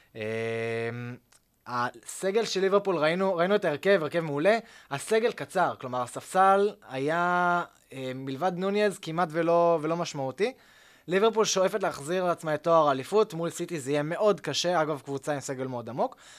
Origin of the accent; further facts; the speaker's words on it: Tel Aviv, Tel Aviv District, Israel; אני יליד העיר תל אביב